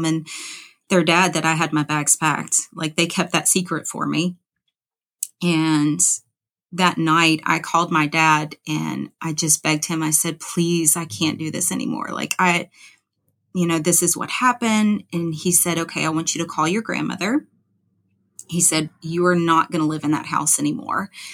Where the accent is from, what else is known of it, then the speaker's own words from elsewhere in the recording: Louisiana, United States; moved away as an adult; also born or lived in Memphis, Tennessee; I'm from Louisiana